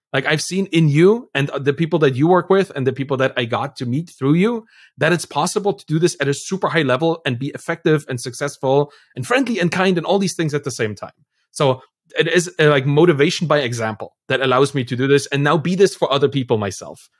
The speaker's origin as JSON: {"language": "English", "town": "Dresden", "region": "Saxony", "country": "Germany", "tie": "born or raised there", "moved": "yes", "said": "I come from Dresden in, in Germany. That's my birth town. That's where I'm from."}